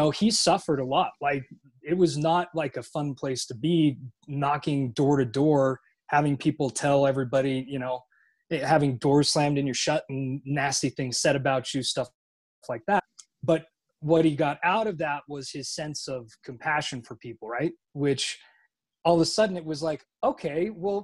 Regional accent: Utah, United States

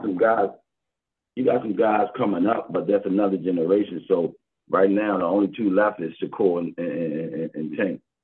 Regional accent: Baltimore, Maryland, United States; I'm from Baltimore, born and raised Baltimore, Maryland, West Side

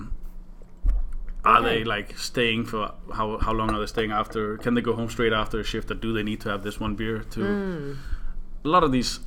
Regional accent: Denmark; accent: Danish; English is a second language; I really noticed how strong of a Danish accent I have

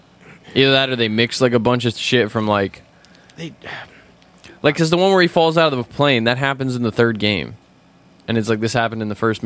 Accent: United States; I think we just call them cartoons because we're American

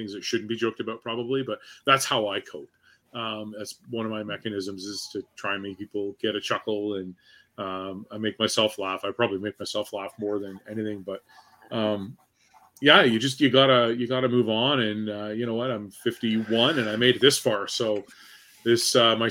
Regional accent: Newmarket, Ontario, Canada; I grew up in Newmarket

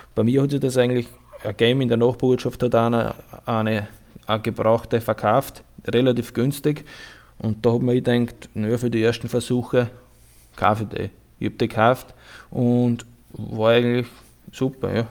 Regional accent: Burgenland, Austria; ich komme aus dem Burgenland

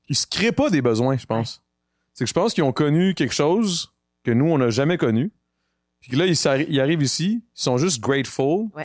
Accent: Greenfield Park, Quebec, Canada; Ouais, ouais, ouais. Je viens de JPK.

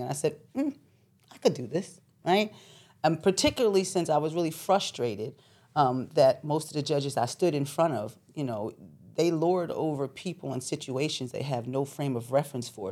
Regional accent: Philadelphia, Pennsylvania, United States; also born or lived in New York; I was born in New York, but I was raised in Philadelphia.

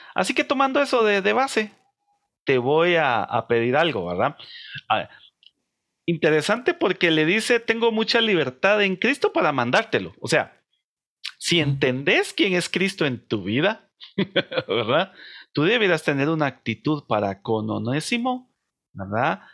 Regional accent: Guatemala; nosotros somos de una sociedad de, eh, guatemalteca

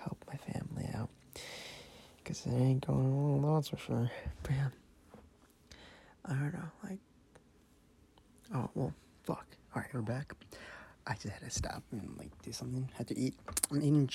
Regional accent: Madison area, Wisconsin, United States; I'm Mexican. I was born in Wisconsin. I'm not going to disclose what part of Wisconsin, just like in Madison area

